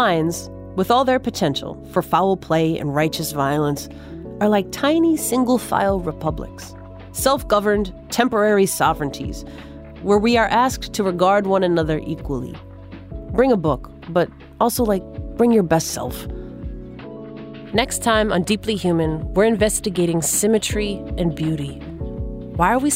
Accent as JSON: {"language": "English", "region": "Minnesota", "country": "United States", "tie": "born or raised there", "said": "my home state's team, the Minnesota Vikings"}